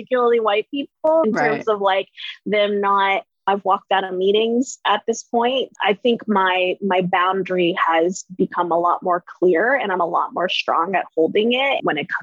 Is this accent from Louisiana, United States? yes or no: no; Katy, Texas, United States; I grew up in Katy, Texas